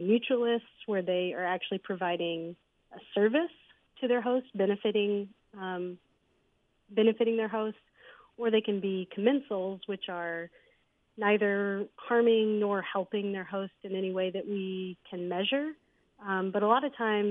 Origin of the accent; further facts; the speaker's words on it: North Little Rock, Arkansas, United States; also born or lived in Memphis, Tennessee / Jonesboro, Arkansas; I was born and raised in North Little Rock, Arkansas.